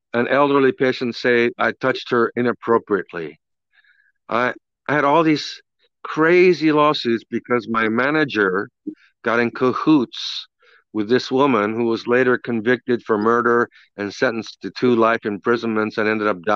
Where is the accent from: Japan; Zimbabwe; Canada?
Japan; Kobe, Hyogo; moved away; I grew up in Japan, born and raised in Japan, in Kobe, Japan